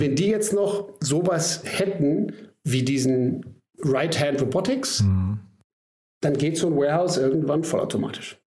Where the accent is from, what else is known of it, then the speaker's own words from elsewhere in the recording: Germany; wir beide als Deutsche